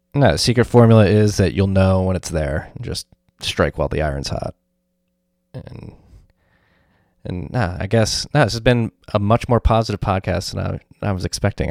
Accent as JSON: {"language": "English", "town": "Philadelphia", "region": "Pennsylvania", "country": "United States", "moved": "as an adult", "lives_now": "New York, United States", "said": "I'm from Philadelphia. We're gonna move back to the Philadelphia area."}